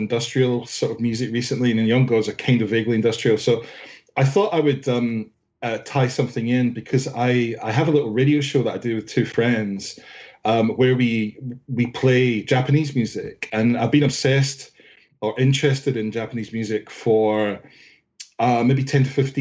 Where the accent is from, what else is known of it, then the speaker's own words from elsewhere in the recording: Scotland, United Kingdom; now in London, United Kingdom; I'm in Northwest London, but I'm actually from Scotland.